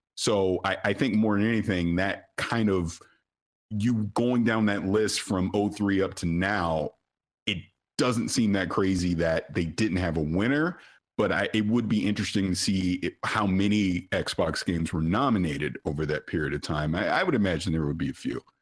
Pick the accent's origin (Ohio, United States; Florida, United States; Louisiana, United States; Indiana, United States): Florida, United States; St. Petersburg; I'm from Saint Petersburg, Florida